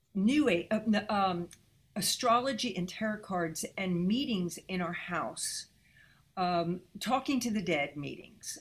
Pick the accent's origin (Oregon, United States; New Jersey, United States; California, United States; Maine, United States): New Jersey, United States; moved away as an adult; also born or lived in Los Angeles; me growing up in Jersey